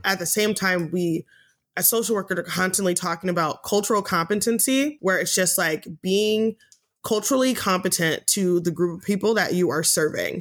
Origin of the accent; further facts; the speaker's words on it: United States; I'm American. I live in America